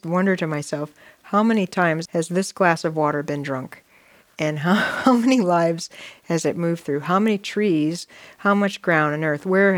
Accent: Ohio, United States; I grew up in Ohio

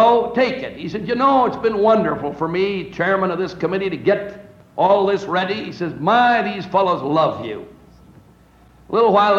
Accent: just south of San Francisco, California, United States; I was brought up in California, just south of San Francisco

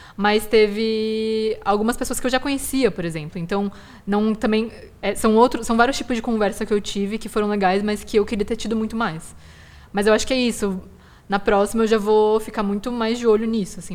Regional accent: Brazil; os asiáticos brasileiros tem um limbo muito grande que é a gente não é aceito aqui como brasileiro

